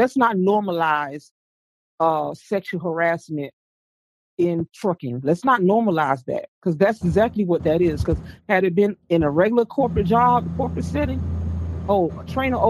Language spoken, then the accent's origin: English; Florida, United States; I'm from Florida.